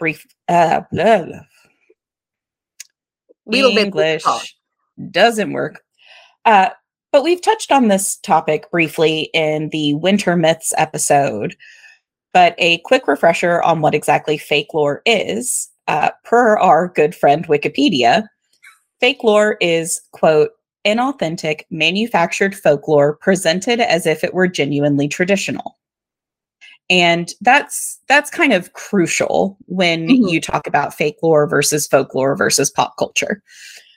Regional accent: United States; I am American

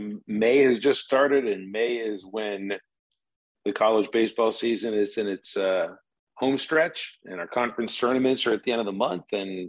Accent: Pittsburgh, Pennsylvania, United States; growing up in Pittsburgh, I loved baseball.

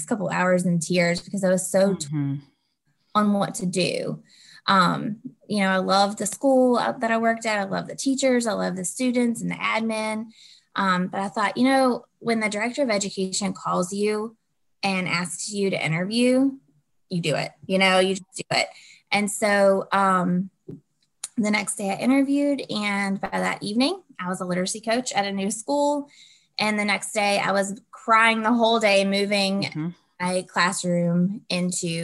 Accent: Southwest Virginia, United States; I'm from Southwest Virginia.

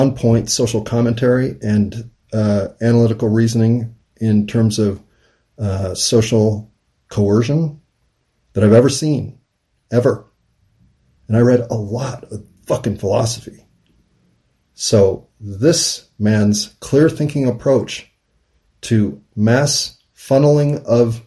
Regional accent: United States; as an American

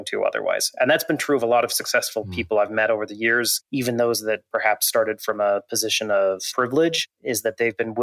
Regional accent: Montana, United States; I grew up in Montana, still live there, in fact, not too far from my childhood home.

